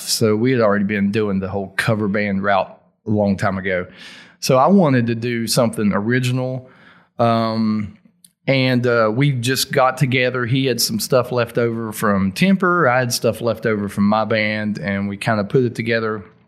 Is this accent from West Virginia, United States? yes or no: yes; Logan, West Virginia, United States; accent: Appalachian, thick Southern; also born or lived in Morgantown, West Virginia; I'm from Logan, West Virginia. So I'm gonna move back home.